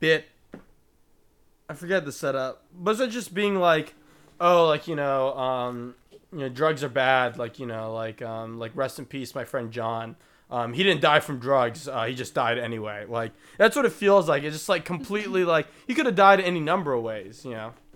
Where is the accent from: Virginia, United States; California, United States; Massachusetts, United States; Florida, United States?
Virginia, United States; Harrisonburg; Harrisonburg, Virginia